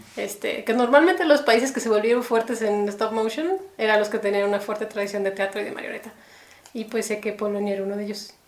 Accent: Mexico City, Mexico; moved away as an adult; also born or lived in United States; now in Guadalajara, Mexico; casi toda la vida he vivido en México

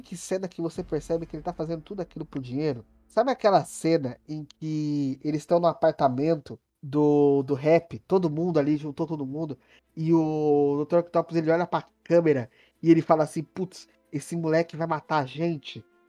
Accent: Mogi das Cruzes, São Paulo, Brazil; sou daqui de Mogi

